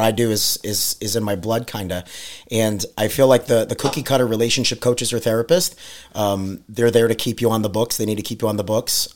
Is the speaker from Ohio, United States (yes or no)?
no; New York, United States; moved away; we're from New York